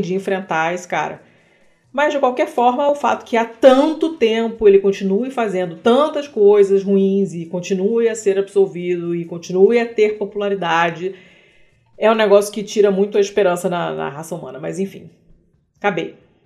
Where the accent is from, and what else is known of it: Brazil